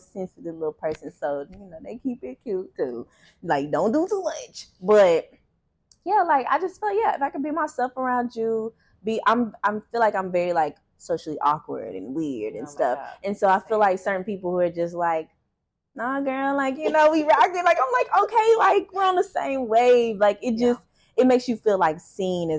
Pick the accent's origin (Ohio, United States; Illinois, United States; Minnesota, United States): Ohio, United States; Cincinnati; moved away; I'm from Cincinnati, no family. And moved here, no family.